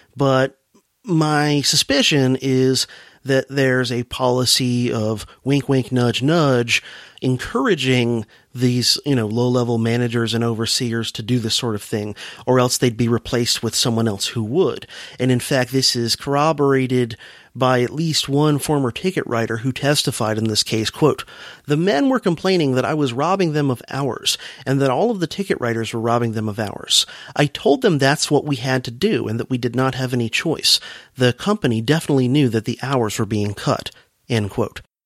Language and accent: English; South Florida, United States; as a youngster growing up in South Florida